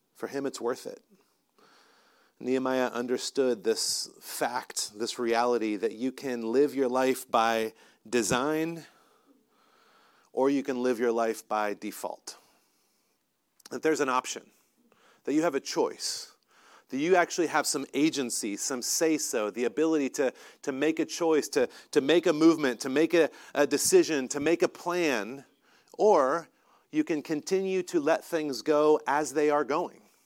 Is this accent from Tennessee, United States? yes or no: no; North Carolina, United States; moved away; I'm from North Carolina